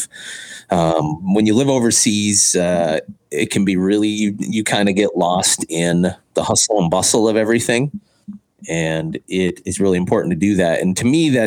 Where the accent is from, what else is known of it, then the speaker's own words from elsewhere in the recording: rural Minnesota, United States; moved away as an adult; my hometown in rural Minnesota